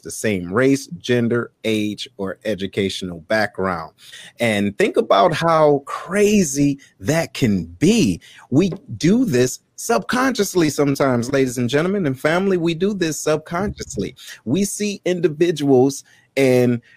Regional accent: Detroit, Michigan, United States; moved away as an adult; being from where I'm from Detroit, there wasn't a diverse environment

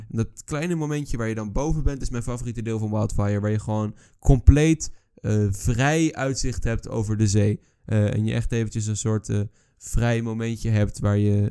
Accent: Netherlands

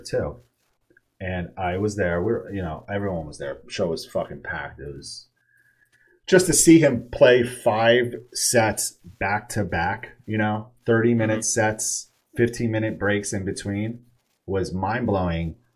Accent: Poughkeepsie, New York, United States; now in Texas, United States; I'm from Poughkeepsie, New York.

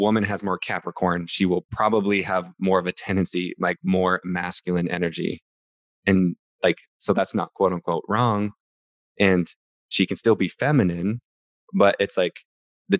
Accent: Utah, United States; I grew up in Utah, so I grew up Mormon

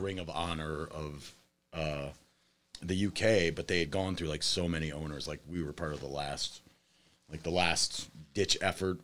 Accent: Toledo, Ohio, United States; I'm from Toledo originally, uh, born and raised here

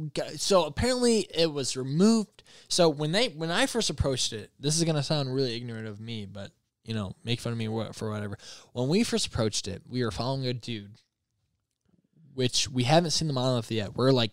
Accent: Michigan, United States; I live in the craziest city you can live in when it comes to politics. And I'm from Michigan.

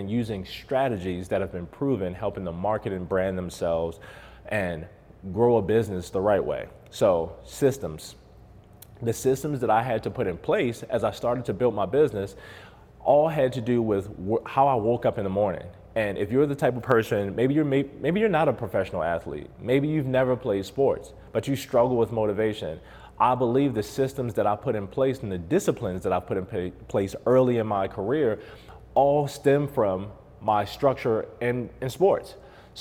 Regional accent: Baltimore, Maryland, United States; now in Las Vegas, United States; I'm from Baltimore originally. I've been in Las Vegas since 2014.

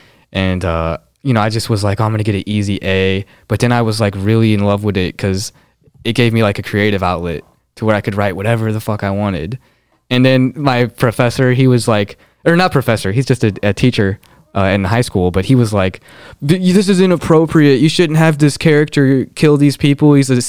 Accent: Philippines; I'm 5'2", I'm Filipino, I'm you know, these are definitive facts.

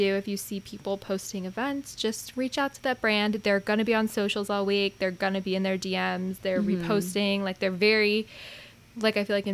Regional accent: West Coast, United States; we're from the West Coast

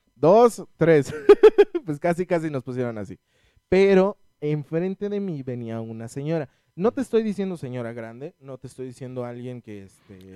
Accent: Mexico; como buen mexicano

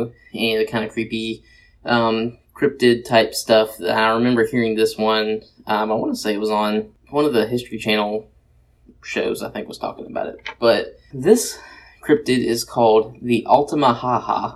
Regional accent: Georgia, United States; my home state of Georgia

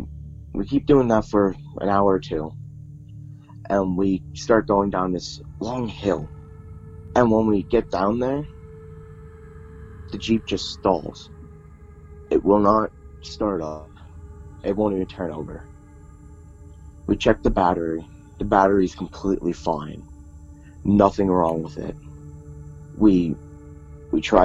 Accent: Pottsville, Pennsylvania, United States; I was born in Pottsville, Pennsylvania, a few years back

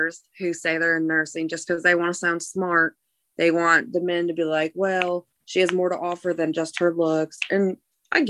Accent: Cleveland, Ohio, United States; I grew up in the Cleveland area and went to a Christian school

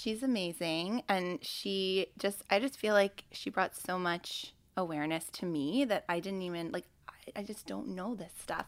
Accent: Canada; moved away; I'm Canadian

